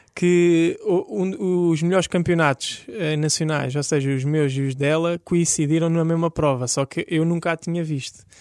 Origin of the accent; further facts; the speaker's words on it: Lisbon, Portugal; Eu nasci aqui em Lisboa